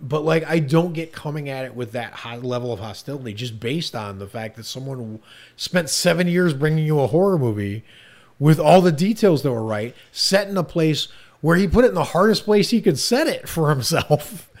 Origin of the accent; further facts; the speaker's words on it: Ohio, United States; now in Los Angeles, United States; I live in Los Angeles now, and I have for a long time, but I came from Ohio, and I was back in Ohio personal reasons